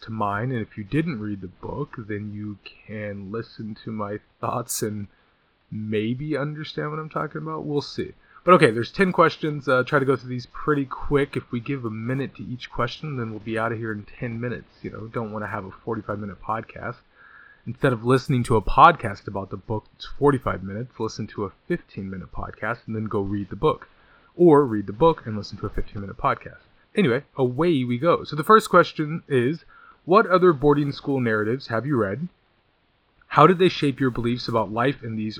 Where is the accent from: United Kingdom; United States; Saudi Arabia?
United States; Redlands, California; I'm from Redlands. It's right San Bernardino County, the jewel of the Inland Empire. It's a very nice place to grow up